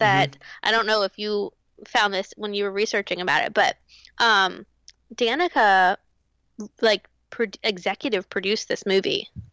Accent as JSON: {"language": "English", "region": "North Carolina", "country": "United States", "tie": "born or raised there", "said": "I grew up in North Carolina"}